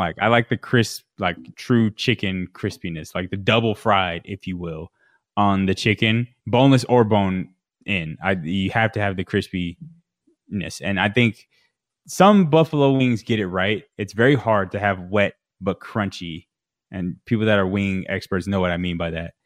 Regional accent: Las Vegas, Nevada, United States; We're from Vegas

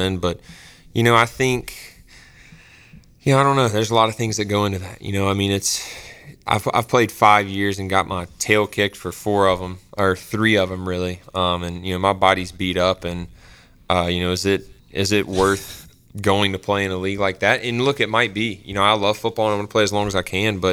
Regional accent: Greenville, United States; I'm from Greenville

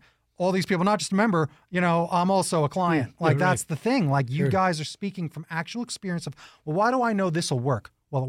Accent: New York, United States; Again, I'm a New Yorker, right?

